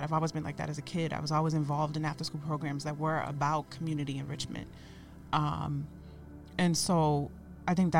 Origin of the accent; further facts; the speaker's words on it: Boston, Massachusetts, United States; growing up on Bowdoin in the 90s and early 2000s